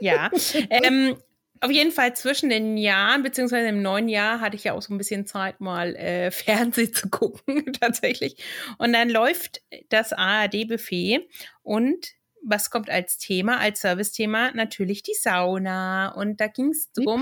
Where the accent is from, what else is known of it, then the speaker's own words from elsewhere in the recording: Central Germany, Germany; bei uns in Mitteldeutschland